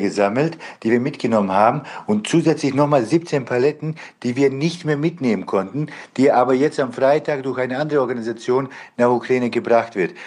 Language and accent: German; Bosnia & Herzegovina; now in Germany; Ich komme ursprünglich selber aus Bosnien